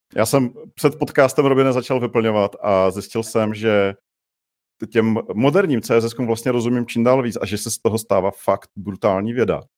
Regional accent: Czechia; now in Prague, Czech Republic; jsem musel přestat říkat, že jsem z Mělíčova

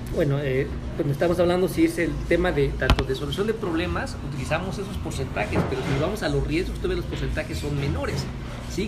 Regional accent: Mexico; como mexicanos

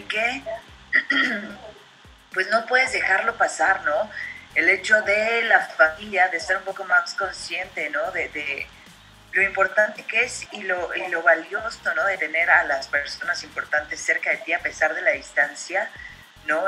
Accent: Mexico

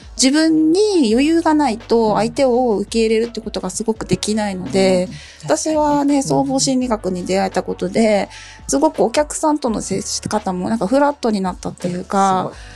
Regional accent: Okinawa, Japan; moved away; 沖縄出身なんで、お顔立ちが丸くてずっしりしてて目がパッチリしてる県から来た

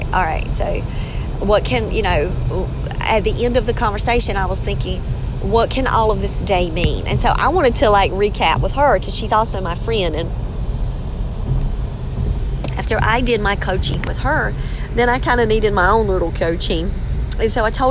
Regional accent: England, United Kingdom; I'm English

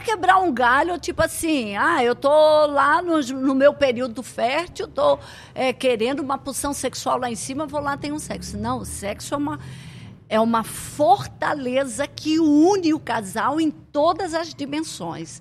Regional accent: Blumenau, Santa Catarina, Brazil; moved away as an adult; now in Amazonas, Brazil; Eu cheguei com 19 anos em Santa Catarina, sou de Blumenau

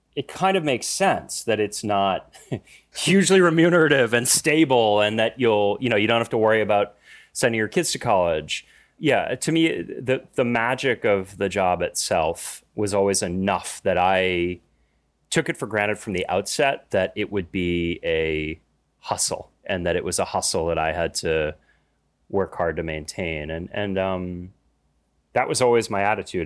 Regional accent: United States; being an American, even an American with an Irish name

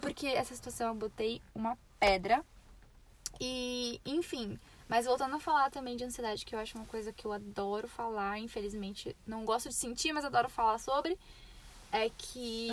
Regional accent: São Paulo, Brazil; moved away; eu falo meu mesmo, sou de São Paulo

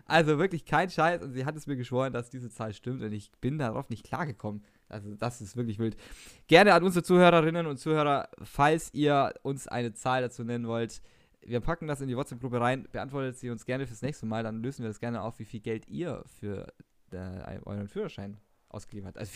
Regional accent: Baden-Württemberg, Germany; Ich bin ja ein Schwabe.

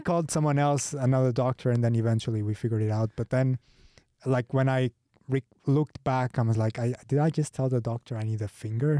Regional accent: Portugal; English is a second language; moved away as an adult; now in Switzerland; For the first six years of my life, I spoke Swiss German fluently, native level, uh, but then we moved to Portugal

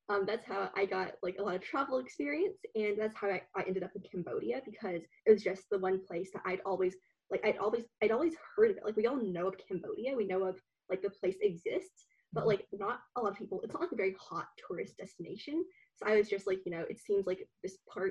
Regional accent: Vancouver, British Columbia, Canada; moved away as an adult; also born or lived in Beijing, China; now in Toronto, Canada; So I grew up in Vancouver, actually. That's where I call my hometown, because I was in Vancouver for, like, the better part of my life, basically.

